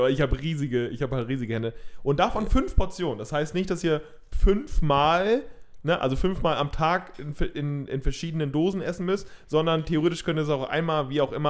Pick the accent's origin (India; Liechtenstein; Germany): India; Als {S1} Inder muss ich das, glaube ich, auch sagen.